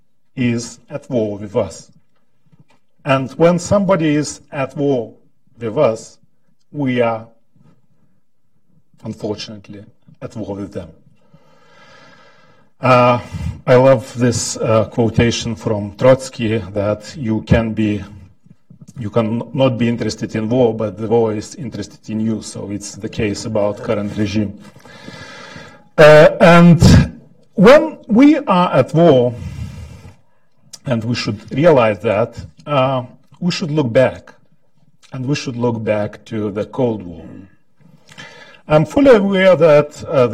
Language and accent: English; Lithuania; I'm from Lithuania